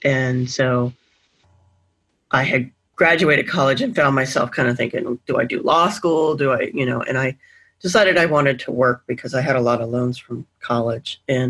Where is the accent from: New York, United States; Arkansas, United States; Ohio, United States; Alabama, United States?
Alabama, United States; moved away; So I grew up in Alabama and didn't really have much exposure, obviously, to the Southwest border. And I am not Hispanic. I'm a white woman.